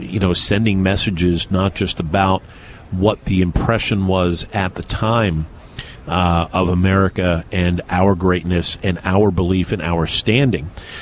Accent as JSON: {"language": "English", "region": "East Coast", "country": "United States", "tie": "born or raised there", "said": "Growing up on the East Coast, both of us did."}